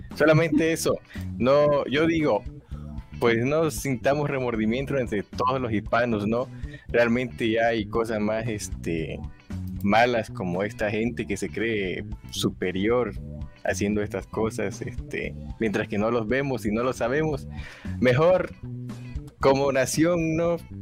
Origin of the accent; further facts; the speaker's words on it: Tabasco, Mexico; yo soy tabasqueño